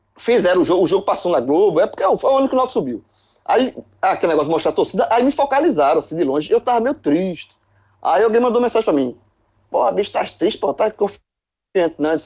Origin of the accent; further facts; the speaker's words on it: Recife, Pernambuco, Brazil; eu sou do Recife